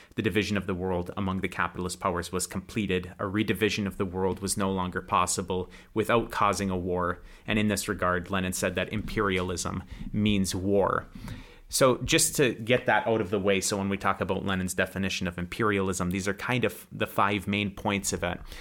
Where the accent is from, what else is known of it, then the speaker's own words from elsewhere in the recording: United States; moved away as an adult; now in Russia; I'm an American that lives in Russia